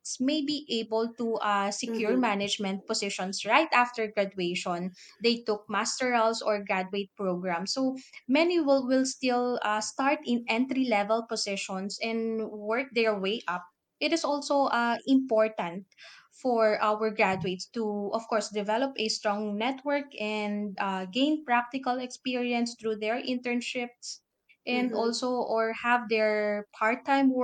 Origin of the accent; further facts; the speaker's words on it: Philippines; I am Filipino